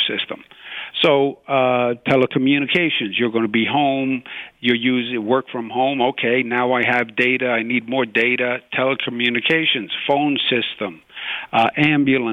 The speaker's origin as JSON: {"language": "English", "region": "New York", "country": "United States", "said": "I'm from Queens, New York."}